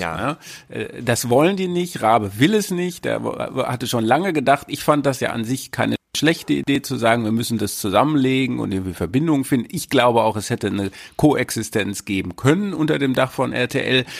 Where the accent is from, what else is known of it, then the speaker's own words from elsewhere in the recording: North Rhine-Westphalia, Germany; ich bin ja auch aus Ostwestfalen